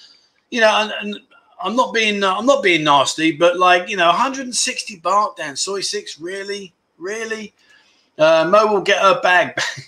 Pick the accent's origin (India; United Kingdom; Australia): Australia; Melbourne, Victoria; Where are we? I'm from Melbourne, the nanny state.